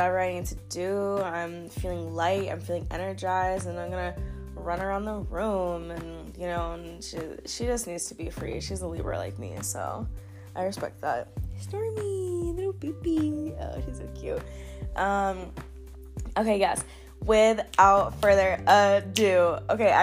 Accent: Florida, United States; moved away; born and raised in Florida

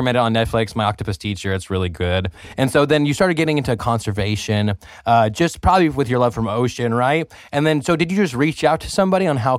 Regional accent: California, United States; maybe I'm from the Central Valley and it's from the Central Valley that maybe that's why.

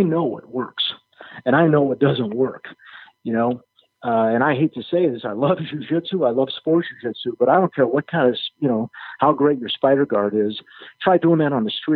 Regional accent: Chicago, Illinois, United States; moved away; I grew up in Chicago

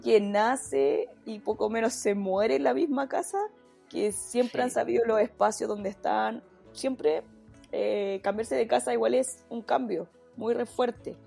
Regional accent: Santiago, Santiago Metropolitan Region, Chile; also born or lived in southern Chile; uno como santiaguina o como una persona acostumbrada a la ciudad

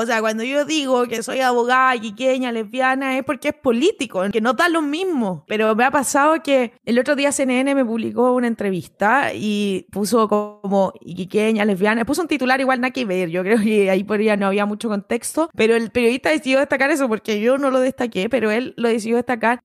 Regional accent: Iquique, Tarapacá, Chile; soy iquiqueña, nacida y criada acá

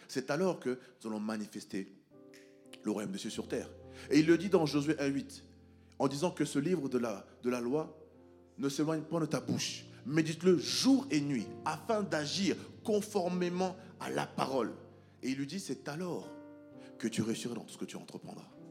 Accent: France; moi, je viens de la France

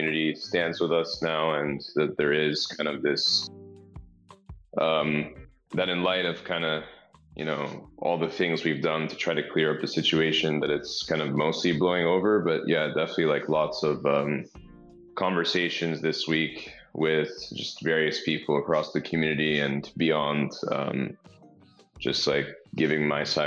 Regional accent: Rhode Island, United States; I grew up in Rhode Island

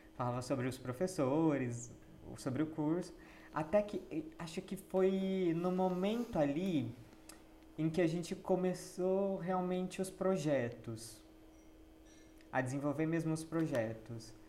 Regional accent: Jundiaí, São Paulo, Brazil; nós dois somos de Jundiaí

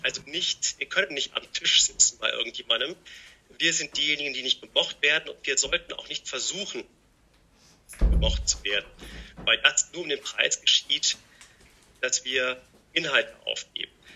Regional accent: Rhineland, Germany; ich bin immer jemand, der, sagen wir mal, als Rheinländer optimistisch ist

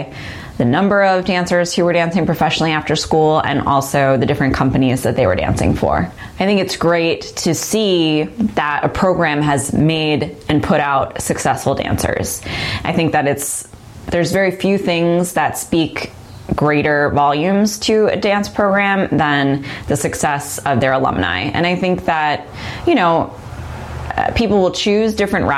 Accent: New York, United States; I'm from New York, so I was able to go home and then do auditions in New York

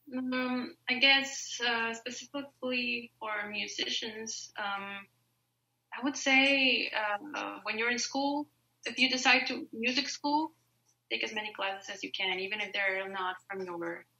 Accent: Mexico; moved away as an adult; also born or lived in Statesboro, Georgia; I'm originally from Mexico

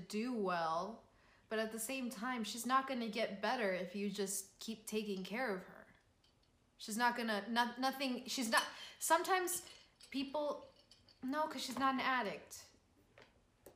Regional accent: Ecuador; I'm from Ecuador

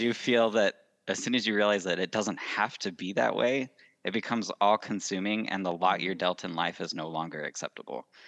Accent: Salt Lake City, Utah, United States; I was born and raised in Salt Lake City, Utah

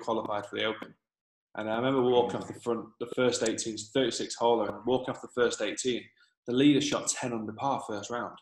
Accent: Manchester, North West England, United Kingdom; moved away as an adult; also born or lived in Trafford / Dublin, Ireland; now in Dubai, United Arab Emirates; I'm from Manchester originally.

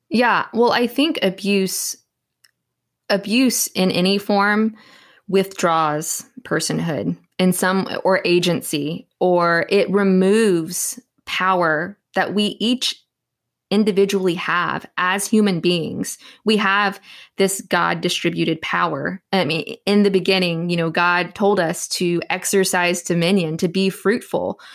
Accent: Southeast Texas, United States; I'm actually a born and raised Texan. Born and raised in Southeast Texas

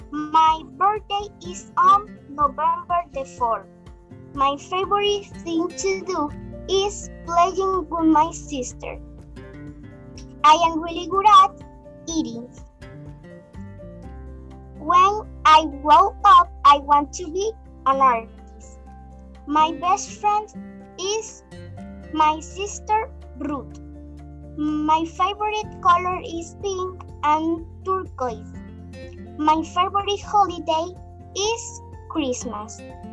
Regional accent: Venezuela; English is a second language; I am from Venezuela. I am in grade 5. I am 10 years old.

